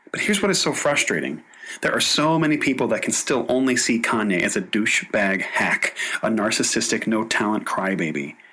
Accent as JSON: {"language": "English", "town": "Chesapeake", "region": "Virginia", "country": "United States", "said": "I'm from Chesapeake, Virginia."}